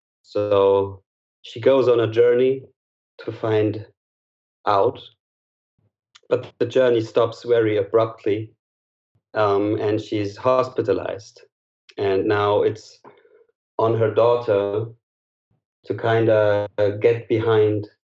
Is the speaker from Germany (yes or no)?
yes; Berlin, Germany; I'm from Berlin, Germany